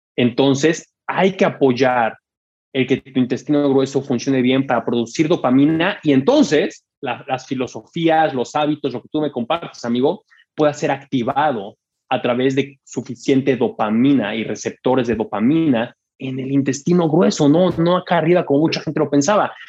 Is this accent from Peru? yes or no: no; Mexico; a mí como mexicano